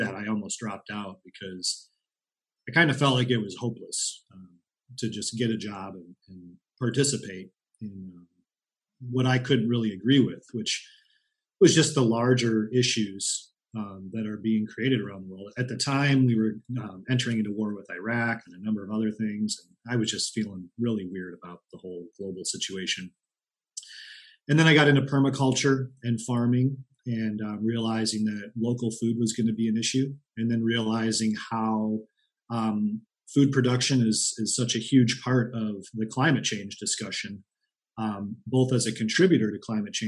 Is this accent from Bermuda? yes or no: no; Chicago, Illinois, United States; moved away as an adult; also born or lived in Iowa; now in Mendocino County, United States; I'm from Chicago area originally